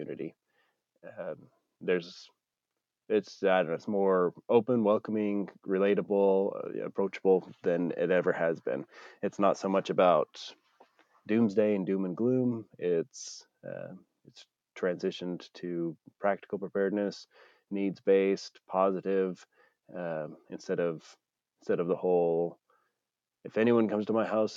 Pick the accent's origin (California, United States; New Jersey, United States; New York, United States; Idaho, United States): Idaho, United States; Growing up in Idaho, a lot of the stuff like shooting is part of the culture